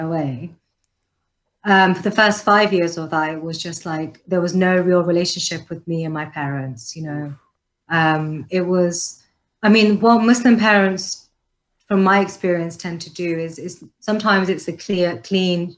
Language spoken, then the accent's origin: English; London, United Kingdom; also born or lived in Canada; My parents are Pakistani. I grew up in London. I was born in London.